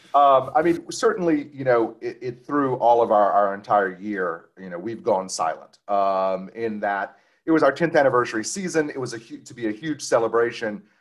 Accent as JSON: {"language": "English", "area": "Cajun", "region": "Louisiana", "country": "United States", "said": "we're also as Cajun as we can be"}